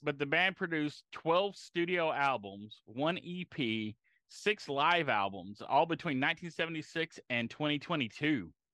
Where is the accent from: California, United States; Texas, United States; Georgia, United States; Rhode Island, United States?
Texas, United States; Galveston; I grew up near Galveston